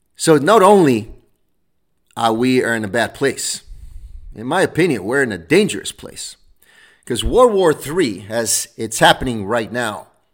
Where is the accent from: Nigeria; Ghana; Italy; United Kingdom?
Italy; Rome, Lazio; now in United States; I was born in Rome, Italy.